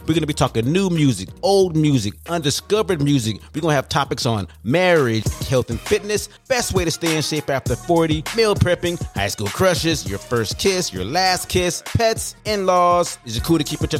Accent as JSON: {"language": "English", "region": "Southern California", "country": "United States", "tie": "born or raised there", "moved": "yes", "lives_now": "Houston, United States", "said": "Born and raised in Southern California, but I reside here in Houston, Texas, where I'm broadcasting live from inside my garage on the southwest side of H-Town."}